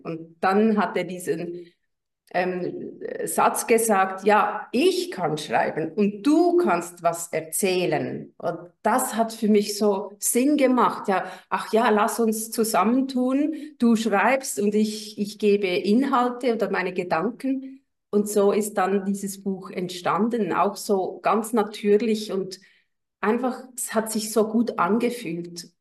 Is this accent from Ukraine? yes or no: no; Switzerland; Ich bin aus der Schweiz